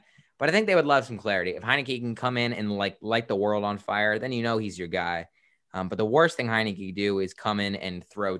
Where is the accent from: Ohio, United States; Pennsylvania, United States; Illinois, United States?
Pennsylvania, United States; Philadelphia; I'm an Eagles guy. I'm from Philadelphia.